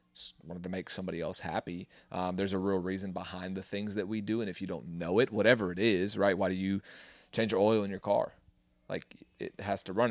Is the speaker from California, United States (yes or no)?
no; Kingman, Arizona, United States; born or raised there; moved away